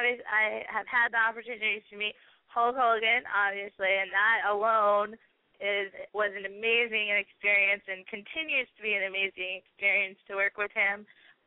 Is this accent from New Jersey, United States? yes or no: yes; New Jersey, United States; moved away as an adult; now in Tampa, United States; am from Jersey. I just moved to Tampa within the last 2 years. So I was born and raised in New Jersey, and so I got to keep my, you know, I got to represent my state, my home state